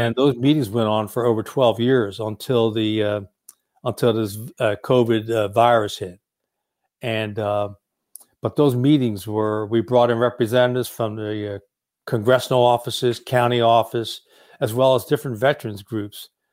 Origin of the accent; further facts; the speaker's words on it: Trenton, New Jersey, United States; now in Oceanside, United States; I grew up in Trenton, New Jersey